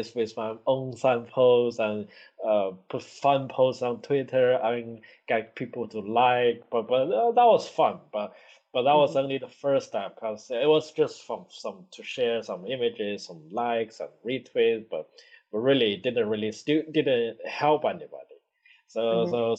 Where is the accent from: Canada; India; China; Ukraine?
China; now in Newcastle, United Kingdom; I was little in China